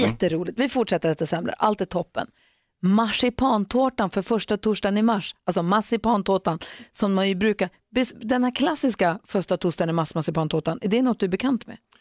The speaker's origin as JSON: {"language": "Swedish", "town": "Växjö", "region": "Kronoberg County", "country": "Sweden", "tie": "born or raised there", "said": "Jag är också född i Växjö"}